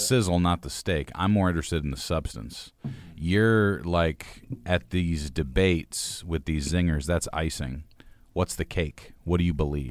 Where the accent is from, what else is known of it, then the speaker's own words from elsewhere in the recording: United States; was born late twentieth century in the United States